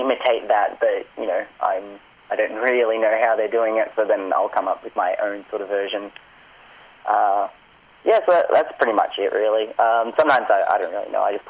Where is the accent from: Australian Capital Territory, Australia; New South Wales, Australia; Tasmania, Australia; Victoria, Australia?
Victoria, Australia; Pakenham; I grew up out in Pakenham, so, like an hour and 20 train ride